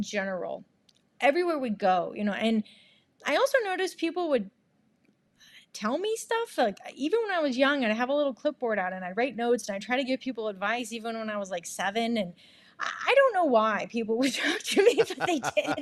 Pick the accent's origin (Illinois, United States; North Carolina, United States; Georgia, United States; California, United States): California, United States; Monterey; also born or lived in Santa Barbara, California / San Francisco, California; I grew up in Monterey, California